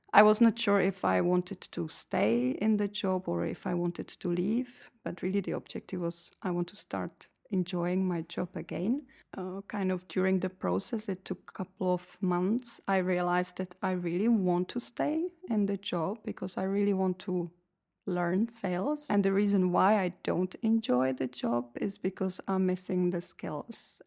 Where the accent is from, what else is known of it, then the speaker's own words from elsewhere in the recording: Czechia; moved away as an adult; now in Belgium; I come from Czech Republic